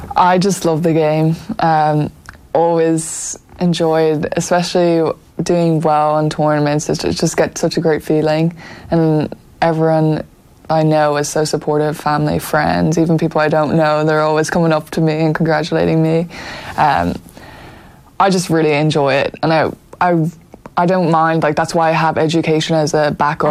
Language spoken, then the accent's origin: English; Dublin, Leinster, Ireland; moved away as an adult; also born or lived in Florida, United States; we grew up in Donnybrook